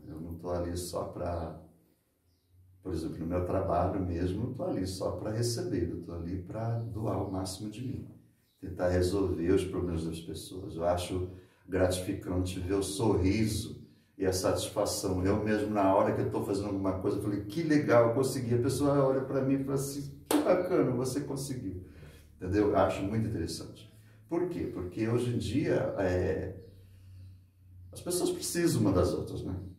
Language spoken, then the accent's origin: Portuguese; Santos, São Paulo, Brazil; now in Ipiguá, Brazil; eu moro aqui em Piguá há 26 anos, nasci em Santos, meus outros 26 anos ficaram para trás